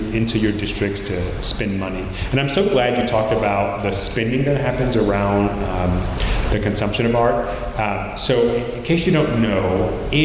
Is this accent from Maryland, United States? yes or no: yes; Maryland, United States; moved away; I'm from Maryland